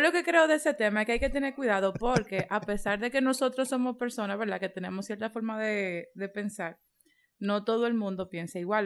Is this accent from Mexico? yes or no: no; Dominican Republic; somos de República Dominicana